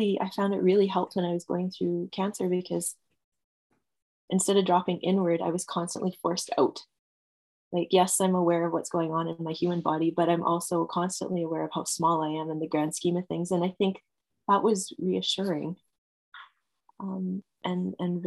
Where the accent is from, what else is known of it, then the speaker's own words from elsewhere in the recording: Edmonton, Alberta, Canada; also born or lived in England / Red Deer, Alberta; having spent a lot of my years growing up in Edmonton